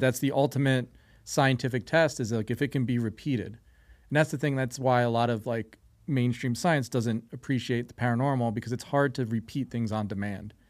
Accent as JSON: {"language": "English", "region": "New Jersey", "country": "United States", "tie": "born or raised there", "moved": "yes", "lives_now": "Las Vegas, United States", "said": "I grew up near the Pine Barrens"}